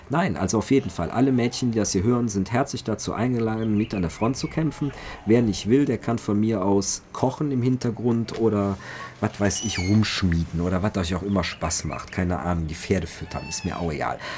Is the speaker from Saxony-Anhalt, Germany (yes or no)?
no; Cologne, North Rhine-Westphalia, Germany; ich bin Kölner, rheinfränkischer Kulturraum, da sind die Aachener, sind die Trierer, das sind ja alles Freunde.